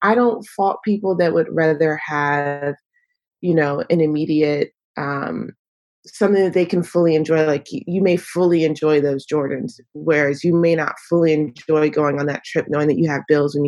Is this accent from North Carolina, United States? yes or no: yes; Northeast North Carolina, United States; moved away; I am dialing in from North Carolina. It's where I'm from. It's where I've moved back to recently